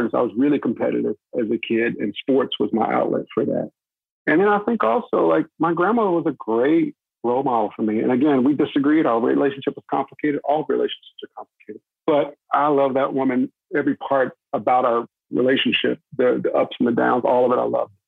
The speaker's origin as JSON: {"language": "English", "region": "North Texas", "country": "United States", "tie": "born or raised there", "also_born_or_lived": "Daytona Beach, Florida"}